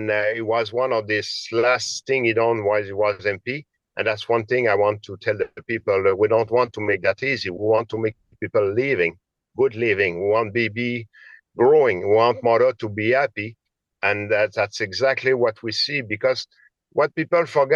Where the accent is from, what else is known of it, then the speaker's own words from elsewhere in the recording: Roberval, Quebec, Canada; English is a second language; I'm from Quebec. I'm born in Roberval, which is a small town in Lac Saint-Jean.